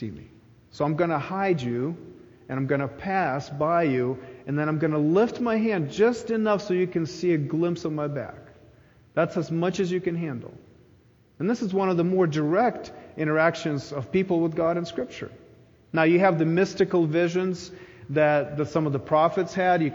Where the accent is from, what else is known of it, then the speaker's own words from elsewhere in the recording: Ukraine; moved away; When I was a child growing up in Ukraine